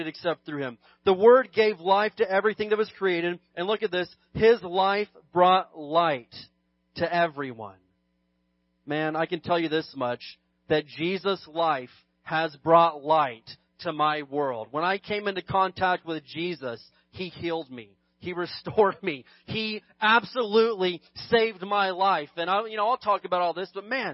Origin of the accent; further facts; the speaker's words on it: United States; being an American